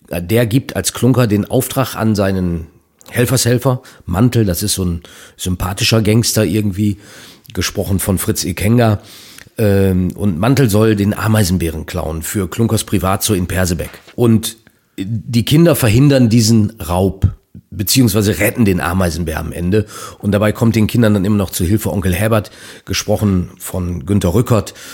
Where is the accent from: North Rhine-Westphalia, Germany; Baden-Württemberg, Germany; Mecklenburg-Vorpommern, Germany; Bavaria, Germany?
North Rhine-Westphalia, Germany; Ein Kuss ist bei uns in Ostwestfalen ein Eheversprechen.